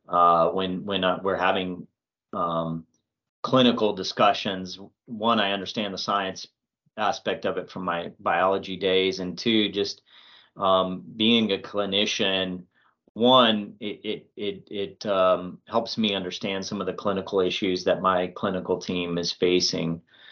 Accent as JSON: {"language": "English", "town": "Albuquerque", "region": "New Mexico", "country": "United States", "also_born_or_lived": "Georgia", "moved": "as an adult", "lives_now": "Swainsboro, United States", "said": "I'm from Albuquerque, New Mexico originally"}